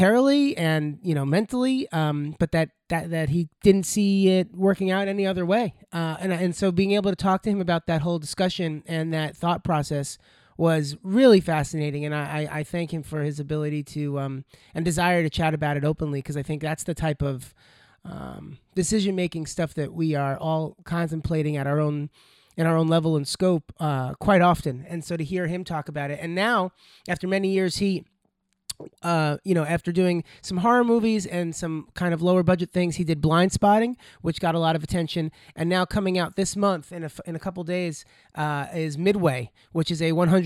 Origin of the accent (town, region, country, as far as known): Plainview, New York, United States; born or raised there